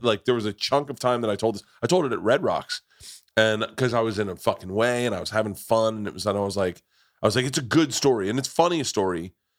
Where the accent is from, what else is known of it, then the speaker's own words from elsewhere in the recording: Tampa, Florida, United States; I grew up in Tampa